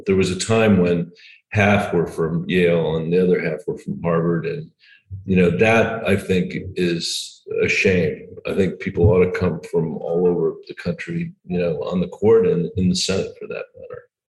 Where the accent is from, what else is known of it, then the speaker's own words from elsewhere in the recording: New Delhi, Delhi, India; born there; So even though I was born in New Delhi, I'm a natural born citizen.